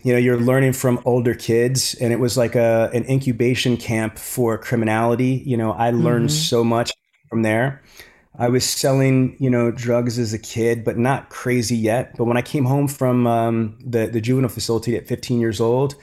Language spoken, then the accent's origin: English; New York City, New York, United States; I grew up in Queens in Brooklyn in New York